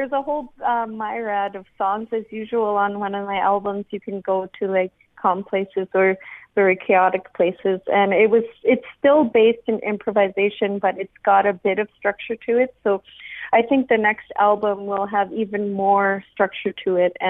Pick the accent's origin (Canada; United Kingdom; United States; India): Canada; Nunavut; growing up in Nunavut